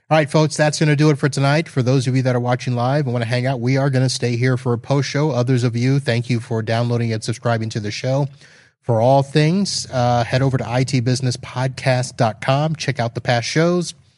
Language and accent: English; Satellite Beach, Florida, United States; my hometown of Satellite Beach, Florida